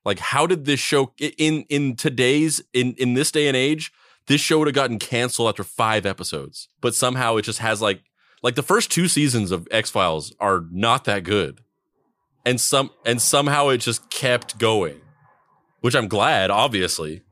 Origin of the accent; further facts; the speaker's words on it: Roswell, New Mexico, United States; growing up or living in Roswell, New Mexico